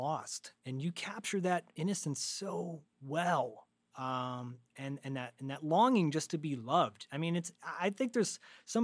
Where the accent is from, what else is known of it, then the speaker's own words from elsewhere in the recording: California, United States; also born or lived in Michigan; I moved from Michigan out to California when I was a really little kid